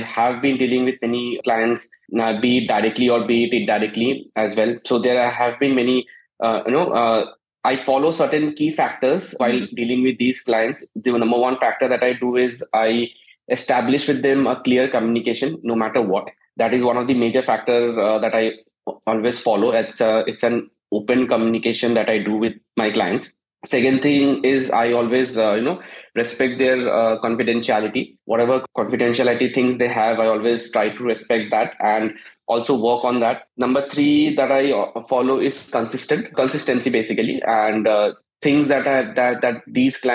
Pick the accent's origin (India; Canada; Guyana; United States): India; Siliguri, West Bengal; moved away as an adult; also born or lived in Chandigarh; now in Gurgaon, India; I'm born and brought up in Siliguri, West Bengal